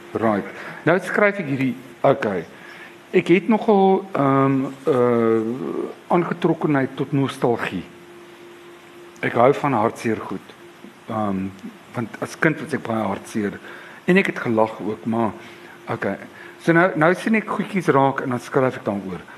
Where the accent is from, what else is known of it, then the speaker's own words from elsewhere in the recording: Cape Town, Western Cape, South Africa; ek was 16. Ehm um, my pa op daardie stadium was 'n volslaalkulus. Ehm um, ek was op Jan van Riebeeck Hoërskool.